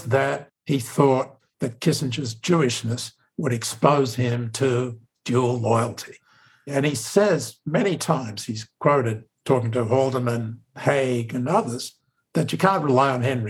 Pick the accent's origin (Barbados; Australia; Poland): Australia; accent: Australian; now in United States; as an American Jew with an Australian accent